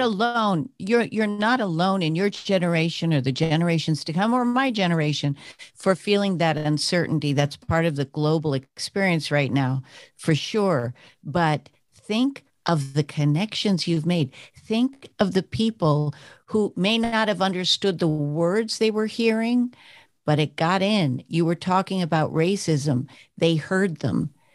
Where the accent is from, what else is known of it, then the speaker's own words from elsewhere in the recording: New York, United States; I'm from New York